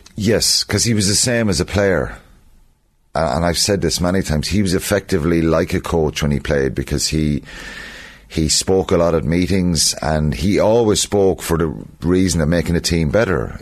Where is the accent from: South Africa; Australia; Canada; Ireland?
Ireland; as Irish people